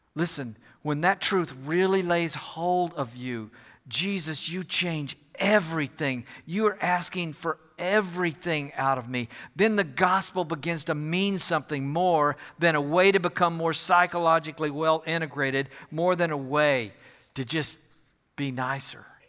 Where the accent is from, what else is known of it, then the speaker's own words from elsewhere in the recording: Houston, Texas, United States; moved away as an adult; also born or lived in Fort Worth / Nebraska; I'm from the Houston area originally